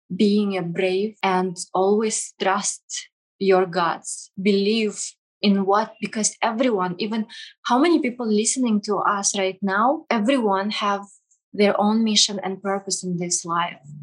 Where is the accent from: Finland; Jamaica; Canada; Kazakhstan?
Kazakhstan; English is a second language; also born or lived in Russia; now in United Arab Emirates; i was grew up in kazakhstan